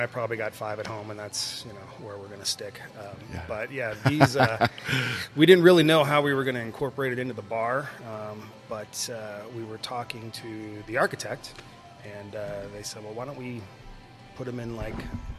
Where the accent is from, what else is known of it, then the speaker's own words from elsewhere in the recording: Seattle, Washington, United States; moved away as an adult; now in Arizona, United States; But yeah, I grew up in Seattle.